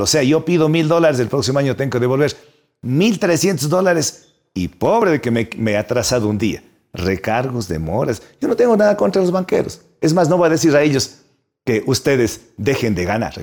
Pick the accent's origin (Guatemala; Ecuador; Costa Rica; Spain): Ecuador; Yo nací en el Huasipungo